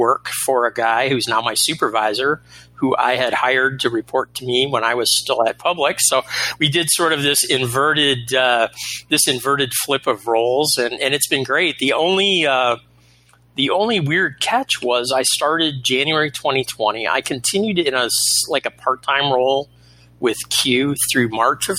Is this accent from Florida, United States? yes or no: yes; Florida, United States; moved away; a very strange return to what I consider my home state of Florida